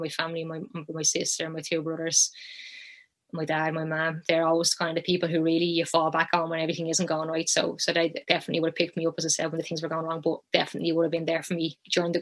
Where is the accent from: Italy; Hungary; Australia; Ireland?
Ireland; moved away as an adult; also born or lived in Sunderland; I was back home in Ireland